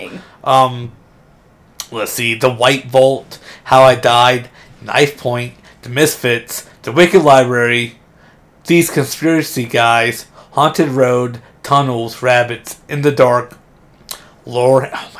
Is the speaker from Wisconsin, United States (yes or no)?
no; Ohio, United States; moved away; Oh, yeah, I'm from Ohio.